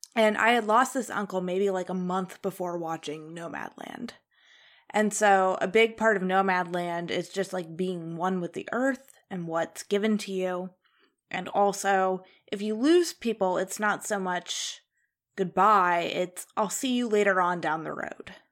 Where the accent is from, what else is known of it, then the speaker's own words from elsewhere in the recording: Ohio, United States; moved away; also born or lived in Indiana; in Indiana, which is where I lived, but I was originally from Ohio